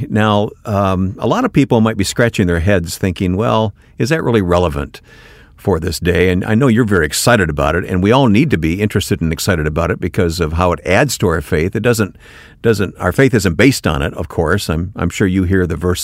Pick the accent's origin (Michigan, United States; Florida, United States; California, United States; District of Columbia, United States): Michigan, United States; I grew up in Michigan